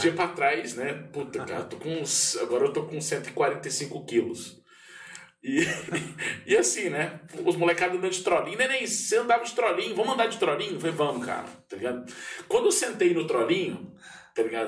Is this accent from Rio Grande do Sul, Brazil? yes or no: no; Pouso Alegre, Minas Gerais, Brazil; eu cresci num bairro em Pouso Alegre que eu tive a oportunidade de ser criança